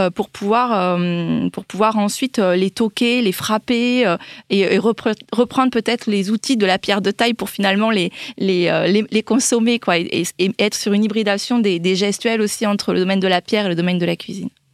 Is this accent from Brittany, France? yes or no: no; Toulouse, Occitania, France; je viens du Lauragais, euh, de Toulouse